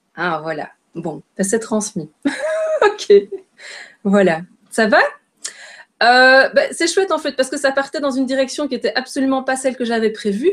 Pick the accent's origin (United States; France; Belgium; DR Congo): Belgium; je suis belge